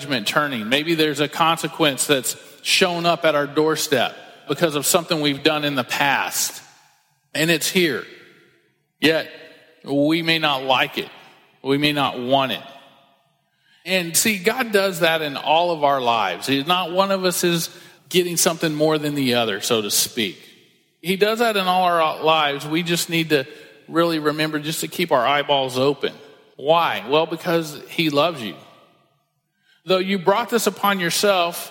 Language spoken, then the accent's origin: English; Texas, United States; I was born in Texas